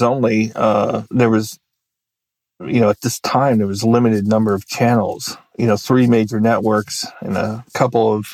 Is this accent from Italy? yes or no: no; United States; also born or lived in Maryland / Virginia; I grew up in Maryland and Virginia